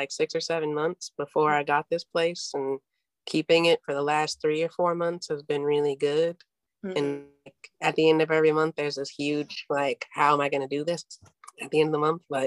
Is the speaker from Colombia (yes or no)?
no; Chicago, Illinois, United States; moved away as an adult; now in New York, United States; I'm originally from Chicago.